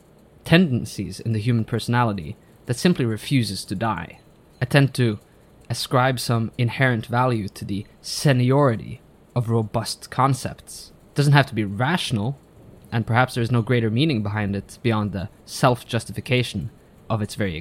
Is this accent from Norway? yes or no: yes; Norway; I am a Norwegian